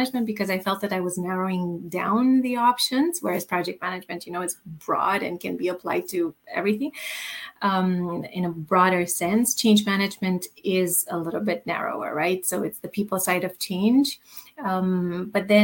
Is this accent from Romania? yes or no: yes; Romania; moved away; also born or lived in Germany / Canada; I come originally from Romania. I lived in Germany and in Canada